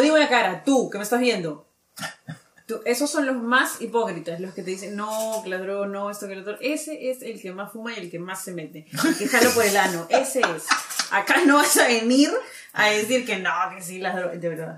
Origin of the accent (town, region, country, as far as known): Peru